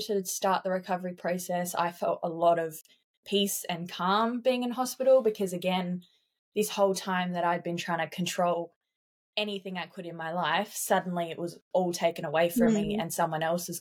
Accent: South Australia, Australia; moved away as an adult; now in Queensland, Australia; I moved interstate on my 18th birthday. So I moved from South Australia to Queensland

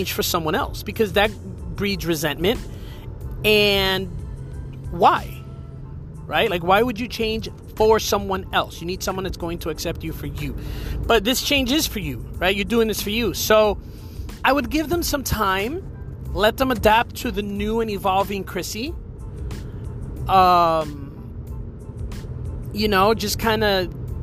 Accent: New Jersey, United States; moved away as an adult; now in Florida, United States; I moved from New Jersey to Florida years ago

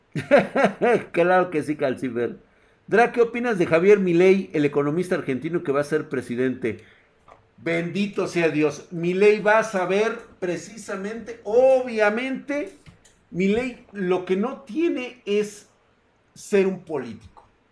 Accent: Mexico; somos mexicanos

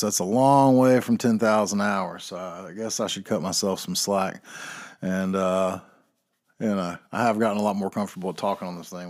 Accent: North Carolina, United States; I am from North Carolina

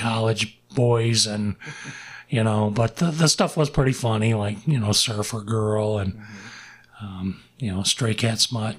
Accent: Grand Blanc, Michigan, United States; I grew up in Grand Blanc as well.

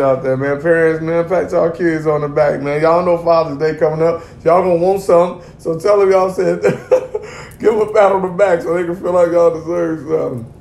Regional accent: Gary, Indiana, United States; also born or lived in Wisconsin; I grew up in Gary, Indiana, cuz it ain't a whole lot to do in the G

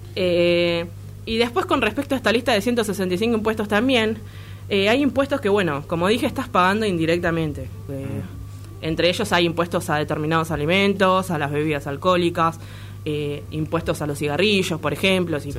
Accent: Argentina; nos afecta como argentinos

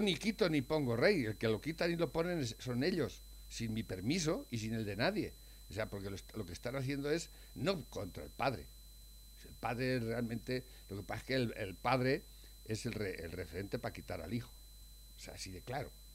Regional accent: Spain; nacimos en España y realmente no podemos ser otra cosa

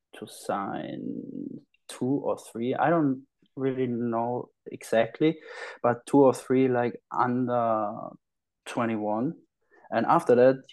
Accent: Heilbronn, Baden-Württemberg, Germany; English is a second language; I was in Hellbrunn. It was my hometown.

